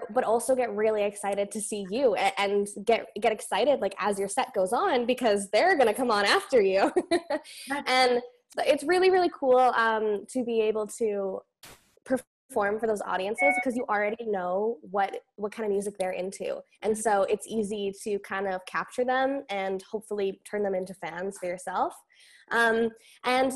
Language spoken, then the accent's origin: English; Elk Point, Alberta, Canada; I grew up in Alberta, Northern Alberta. It's a really tiny town called Elk Point